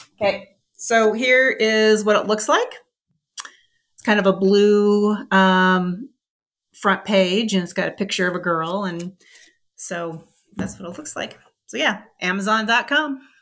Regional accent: Midwest, United States; also born or lived in Los Angeles; now in Denver, United States; I grew up in the Midwest

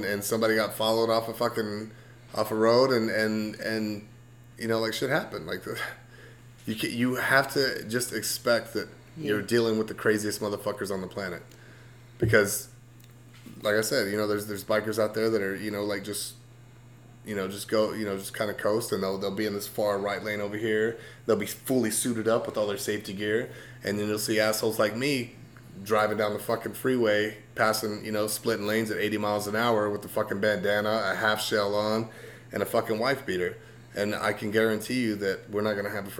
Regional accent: Texas, United States; moved away; also born or lived in Dallas-Fort Worth, Texas; I come from Texas

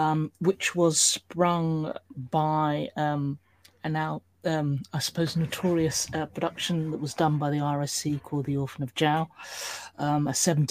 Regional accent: United Kingdom; in terms of being a British minority, how we were perceived, represented, engaged with within our own industry was pretty appalling

